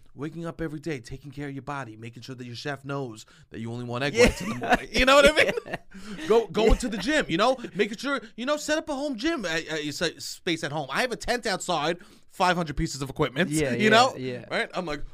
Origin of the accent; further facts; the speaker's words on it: Staten Island, New York, United States; I'm from Staten Island and fuck Long Island.